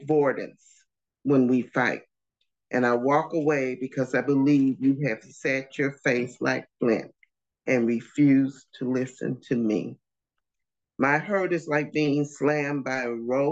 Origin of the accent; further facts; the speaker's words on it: St. Louis, Missouri, United States; moved away as an adult; now in North Carolina, United States; We grew up in St. Louis, Missouri. We now live in North Carolina